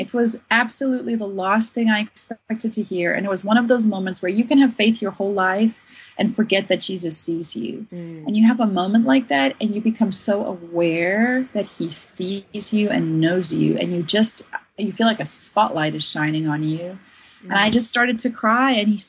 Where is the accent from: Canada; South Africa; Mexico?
South Africa; I was growing up in South Africa of apartheid years where we needed justice and we needed advocates.